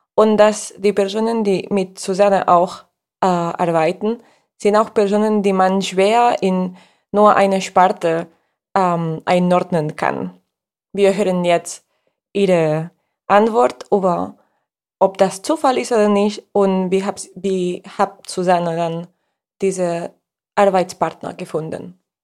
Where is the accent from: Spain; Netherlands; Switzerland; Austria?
Spain; German is a second language; als Spanierin